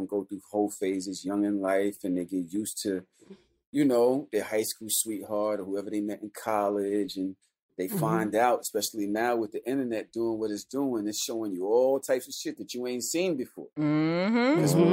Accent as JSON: {"language": "English", "town": "New York City", "region": "New York", "country": "United States", "said": "I'm from Brooklyn"}